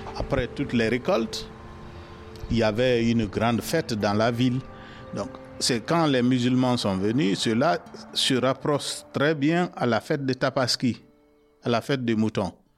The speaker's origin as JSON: {"language": "French", "country": "Guinea", "moved": "yes", "said": "j'ai 50 ans cette année euh, je viens de la Guinée"}